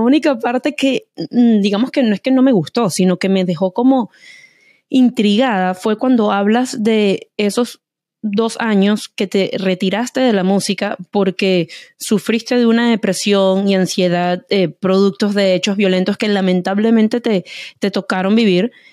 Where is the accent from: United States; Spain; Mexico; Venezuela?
Venezuela; como diríamos en Venezuela